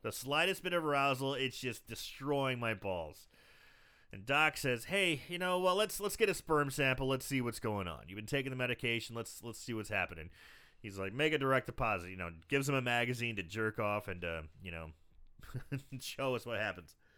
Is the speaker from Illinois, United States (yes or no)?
yes; Belleville, Illinois, United States; now in St. Louis, United States; I live in Saint Louis, but, uh, you know, my hometown, Belleville